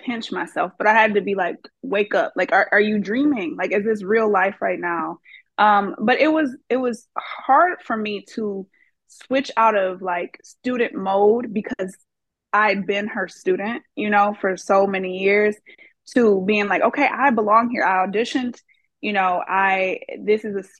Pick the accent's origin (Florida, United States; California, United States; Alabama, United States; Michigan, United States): Michigan, United States; Redford Township; moved away as an adult; also born or lived in Detroit, Michigan; now in Memphis, United States; I grew up in Redford Township, Michigan, which is a small town right outside of the city of Detroit.